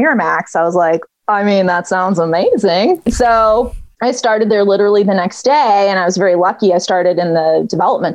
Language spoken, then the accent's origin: English; outside of Milwaukee, the Midwest, Wisconsin, United States; moved away as an adult; I grew up in the Midwest. I grew up outside of Milwaukee.